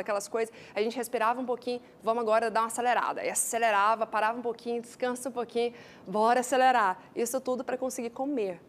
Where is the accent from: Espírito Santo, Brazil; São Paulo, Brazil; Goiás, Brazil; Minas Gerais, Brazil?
Goiás, Brazil; Goiânia; accent: Goiânia; que a minha terra é Goiânia